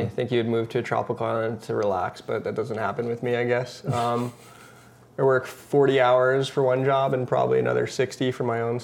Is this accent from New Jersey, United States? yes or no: yes; New Jersey, United States; moved away as an adult; now in Hawaii, United States; I've been here almost as long as I lived in my home state of New Jersey.